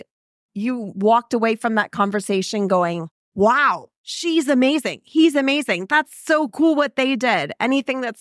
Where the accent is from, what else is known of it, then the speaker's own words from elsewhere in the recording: Dayton, Ohio, United States; I'm from Dayton, Ohio.